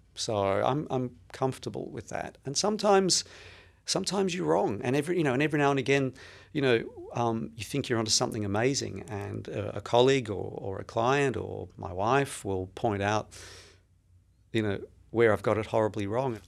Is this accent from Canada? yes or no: no; Melbourne, Victoria, Australia; now in New York City, United States; I was born and raised in, uh, Melbourne, in Australia